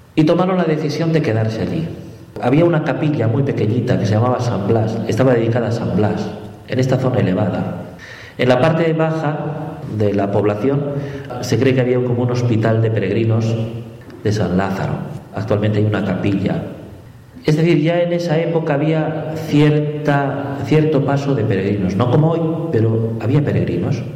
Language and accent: Spanish; La Paz, Bolivia; Nací en La Paz, en Bolivia, de padre boliviano y madre española. Desde muy pequeño estuve en contacto con la Merced, con la parroquia de la Merced